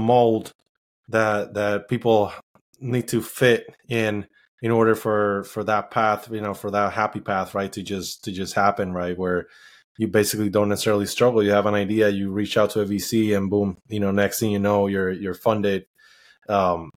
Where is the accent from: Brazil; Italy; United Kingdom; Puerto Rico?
Puerto Rico; moved away; I was born and raised in Puerto Rico.